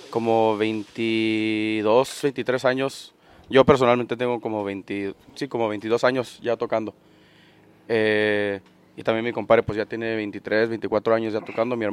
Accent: Odessa, Texas, United States; acordeonista de … También he nacido en Odessa, Texas, con raíces de Ojinaga, Chihuahua

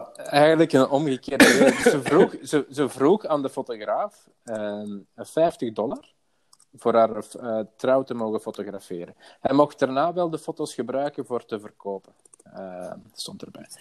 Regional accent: Antwerp, Flanders, Belgium; moved away as an adult; now in Merksem, Belgium; ik kom van Antwerpen. Eh, ik, heb er vroeger gewoond

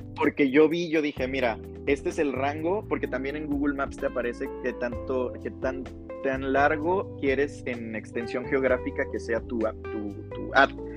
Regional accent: Veracruz, Mexico; now in Guadalajara, Mexico; soy de Veracruz

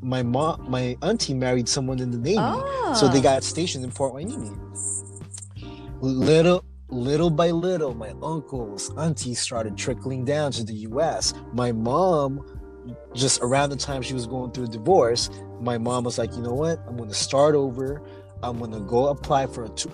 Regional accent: Philippines; now in United States; we are immigrants from the Philippines

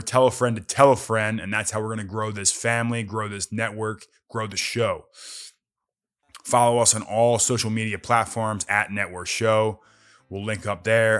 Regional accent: Philadelphia, Pennsylvania, United States; moved away; also born or lived in New Jersey / Arizona; I grew up in Philadelphia. in the suburbs of Philadelphia, right outside, you know, north, northeast Philly

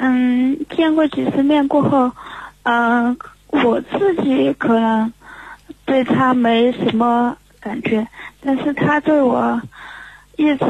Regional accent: Sichuan, China; 哎，我来自四川。

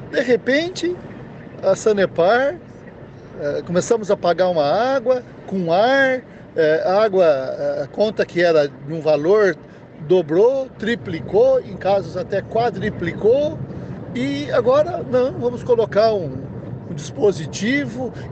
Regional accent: Londrina, Paraná, Brazil; sou de Londrina, nascido e criado.

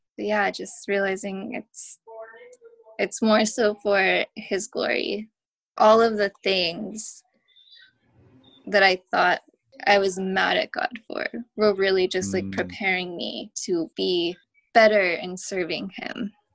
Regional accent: Oakland, California, United States; I'm from the Bay Area, grew up in Oakland

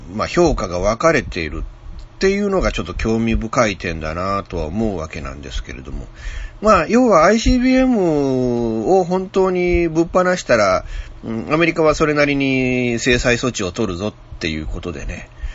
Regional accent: Okayama, Japan; 僕は岡山県民ですけれども

